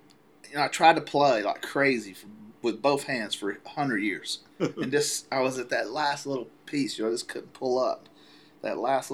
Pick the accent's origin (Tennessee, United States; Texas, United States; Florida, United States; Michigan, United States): Tennessee, United States; Chattanooga; at Creek's Bend where I grew up in Chattanooga